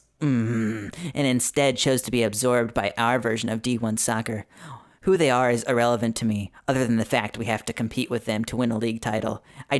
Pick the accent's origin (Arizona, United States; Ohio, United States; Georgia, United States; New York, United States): New York, United States; New York sports market, United States; I grew up in the New York sports market